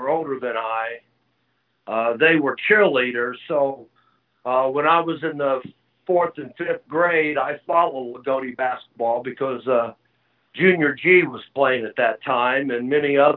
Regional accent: Southern Indiana, United States; moved away; also born or lived in Louisville, Kentucky; being from Southern Indiana

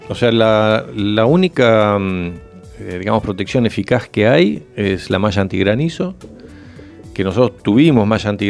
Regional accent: Buenos Aires, Argentina; Uno, yo vengo de Buenos Aires, entonces tenés, sos más dinámico en tomar decisiones

